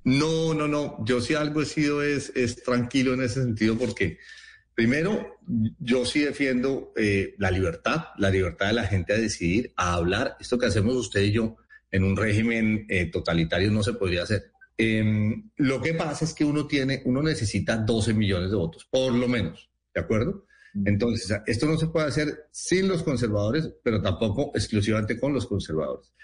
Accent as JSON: {"language": "Spanish", "region": "Llanos Orientales", "country": "Colombia", "tie": "born or raised there", "moved": "yes", "said": "Yo pasé mi infancia en sitios en los llanos orientales y, y conozco bien eso"}